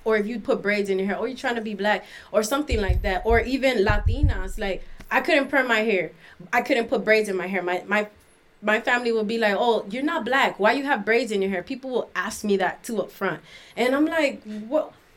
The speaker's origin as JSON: {"language": "English", "town": "Miami", "region": "Florida", "country": "United States", "tie": "born or raised there", "also_born_or_lived": "Washington, D.C.", "moved": "yes", "lives_now": "St. Louis, United States", "said": "when I turned one, we moved to Miami, and I was raised in Miami."}